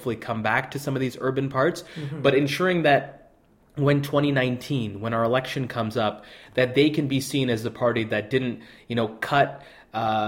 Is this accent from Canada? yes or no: yes; Calgary, Alberta, Canada; I'm from Calgary, Alberta, Canada.